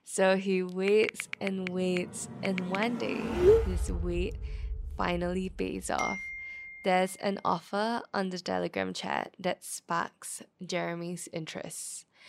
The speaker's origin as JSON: {"language": "English", "country": "Singapore", "tie": "born or raised there", "said": "I was born in Yishun"}